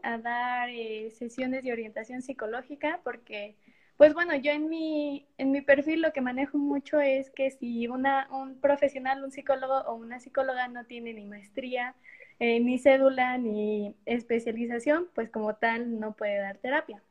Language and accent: Spanish; Morelia, Michoacán, Mexico; Estudié en la Universidad de Morelia y pues por ende soy de Morelia